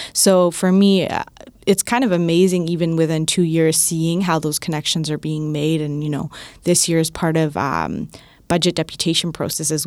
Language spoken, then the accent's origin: English; Toronto, Ontario, Canada; I'm from Scarborough